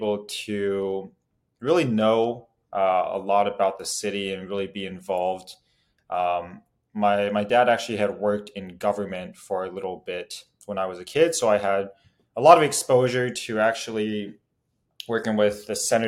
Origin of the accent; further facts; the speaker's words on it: Omaha, Nebraska, United States; I grew up in Omaha, Nebraska